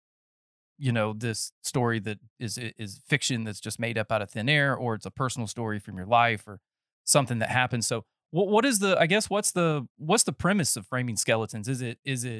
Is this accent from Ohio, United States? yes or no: no; North Carolina, United States; now in Texas, United States; I'm a 13-year transplant from North Carolina, so I have like roots, but they're still growing